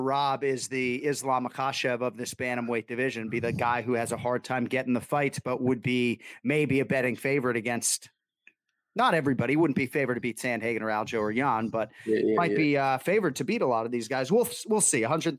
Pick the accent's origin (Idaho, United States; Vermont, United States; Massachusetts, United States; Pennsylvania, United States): Massachusetts, United States; Born and raised in Massachusetts.